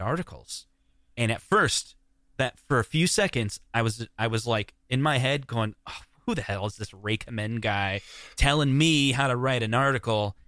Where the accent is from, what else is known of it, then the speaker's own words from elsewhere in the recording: Des Moines, Iowa, United States; growing up in Des Moines